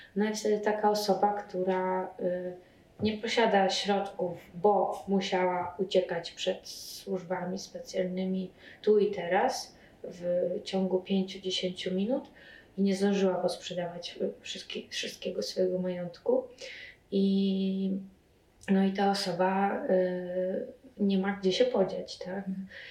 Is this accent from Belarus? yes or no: yes; Belarus; now in Poland; ja jestem e, z Białorusi